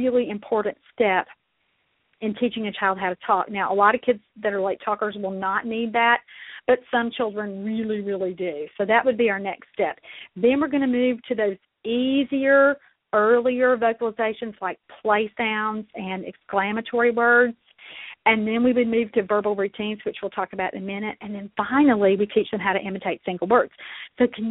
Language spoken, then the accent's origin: English; Mississippi, United States; accent: southern; also born or lived in Kentucky; now in Louisville, United States; I was born and raised in Mississippi